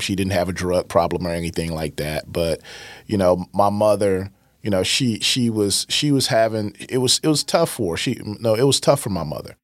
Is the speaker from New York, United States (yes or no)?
no; East St. Louis, Illinois, United States; born and raised in East St. Louis